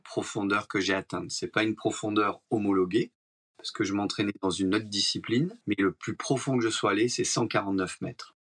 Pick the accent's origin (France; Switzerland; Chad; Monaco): Monaco; je suis né à Monaco, donc on est très proche de la mer